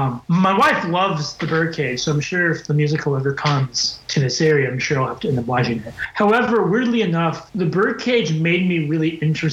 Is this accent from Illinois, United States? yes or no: no; Wisconsin, United States; We're all from Wisconsin, people.